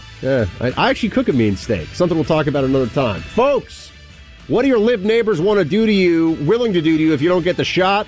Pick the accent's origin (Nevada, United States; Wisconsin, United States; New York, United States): New York, United States; I'm a New Yorker